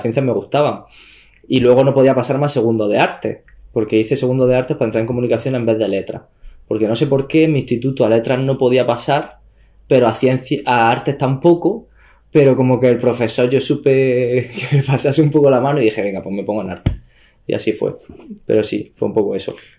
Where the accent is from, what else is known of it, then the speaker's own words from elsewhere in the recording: Almería, Andalusia, Spain; yo soy como de Almería Capital, tengo mi pueblo, pero yo como viví, viví, vivo en Almería Capital